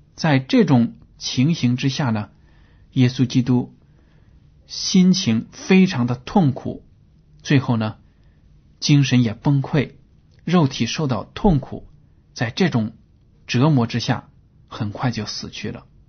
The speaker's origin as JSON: {"language": "Chinese", "country": "China", "said": "我们中国人呢 对鲜血看得很重"}